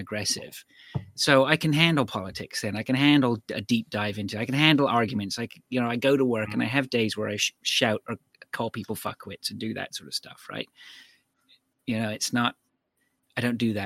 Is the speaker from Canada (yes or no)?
yes; Canada